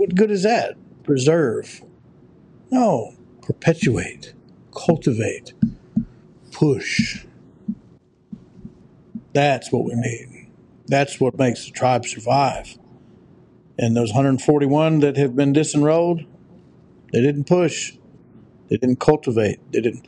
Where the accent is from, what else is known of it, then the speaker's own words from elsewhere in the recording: United States; also born or lived in Oklahoma; We're in America. We're Americans